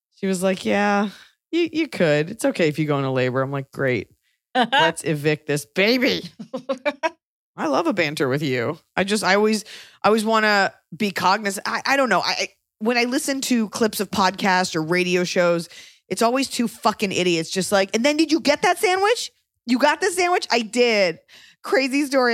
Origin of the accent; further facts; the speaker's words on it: Texas, United States; I'm from Texas